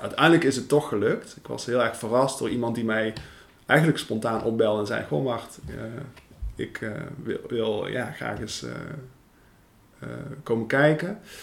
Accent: Veldhoven, North Brabant, Netherlands; accent: Brabants; moved away as an adult; also born or lived in western Netherlands / Amsterdam; ik kom uit Brabant. Ik ben geboren en getogen in Veldhoven. En op mijn twintigste ben ik naar, eh, naar het westen verhuisd.

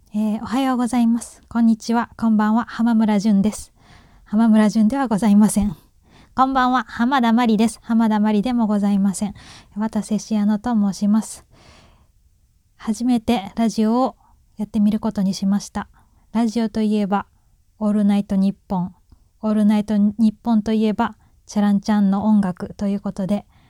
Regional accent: Kansai, Japan; accent: Kansai dialect; 関西人ですけど、こんな謎のイントネーションの関西弁では喋っておりません

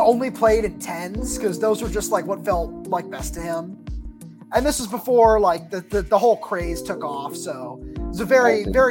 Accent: Los Angeles, California, United States; moved away; I'm from Sherman Oaks, so I know exactly what you're talking about.

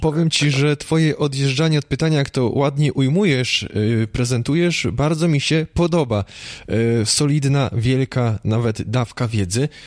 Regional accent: Poland; Ja sam pochodzę z tamtych rejonów, więc, no, dwie godziny i Czechy

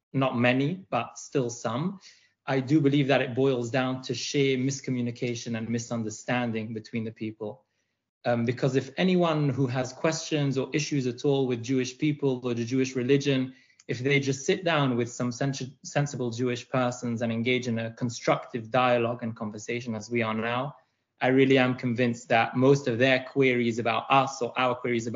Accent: Belgium; moved away as an adult; now in United Kingdom; I grew up in Belgium

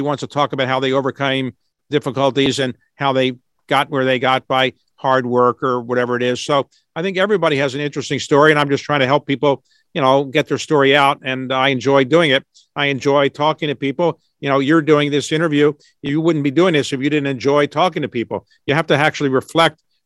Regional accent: United States

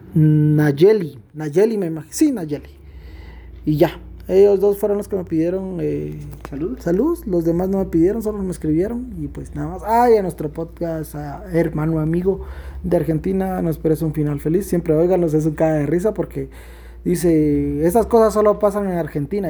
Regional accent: Quetzaltenango, Guatemala; nos indigna como guatemaltecos, como quetzaltecos

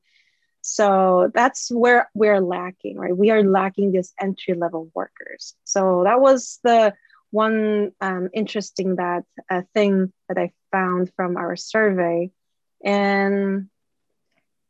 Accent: South Korea; moved away; actually I am originally from Korea

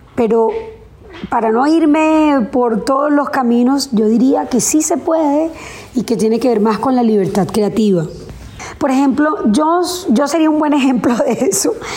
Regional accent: Colombia

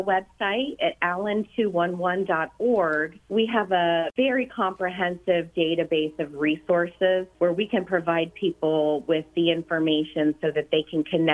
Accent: Lima, Ohio, United States; I was born and raised in Lima, Ohio

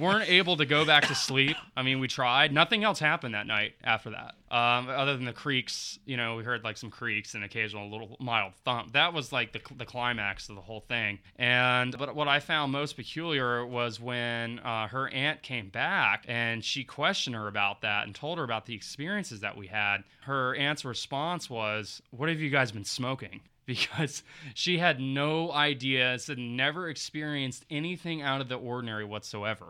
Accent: Appalachians, Virginia, United States; I grew up in the foothills of the Appalachians

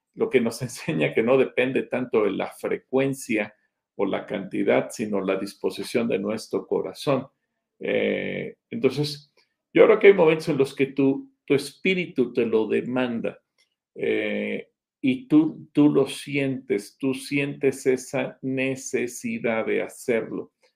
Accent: Mexico; aunque seguimos siendo mexicanos hoy

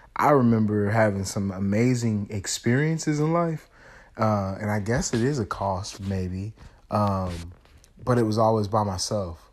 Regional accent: Kansas City, Missouri, United States; also born or lived in St. Louis; we're originally from St. Louis, but I went to school in Kansas City

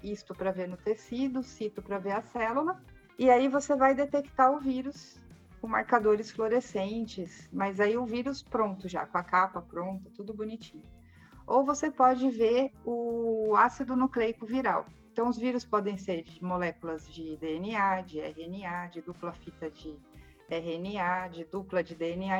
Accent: São Paulo, Brazil; Eu sou de São Paulo mesmo. É, eu nasci em São Paulo e morava ali na Zona Norte, no Jaçanã.

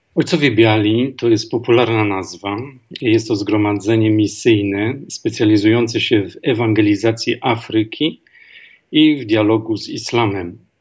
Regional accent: Głogów, Lower Silesian Voivodeship, Poland; moved away as an adult; also born or lived in Zambia / Tanzania / Kenya / France; Pochodzę z Głogowa, z Dolnego Śląska

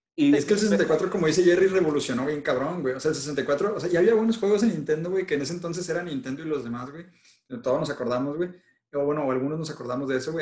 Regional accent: Mexico; nosotros somos mexicanos todos

